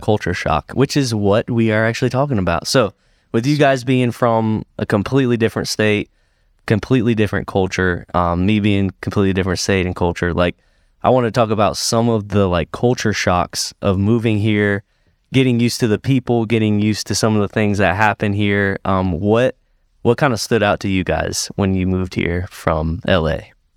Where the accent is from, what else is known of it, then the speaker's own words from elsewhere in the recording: Sarasota, Florida, United States; moved away as an adult; now in Greenville, United States; I grew up in Sarasota, Florida